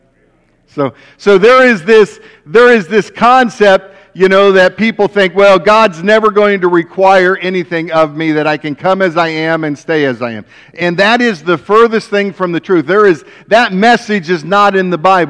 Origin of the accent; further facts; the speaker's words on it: West Alexandria, Ohio, United States; We grew up over in West Alexandria, so just 35 through New Lebanon, small little town, one stoplight